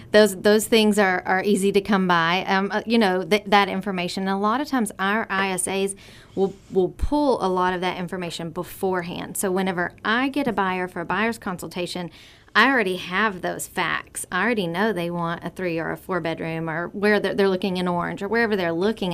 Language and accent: English; Vidor, Texas, United States; also born or lived in Port Neches, Texas / Laurel, Mississippi; I am born and raised in Vider, still live there now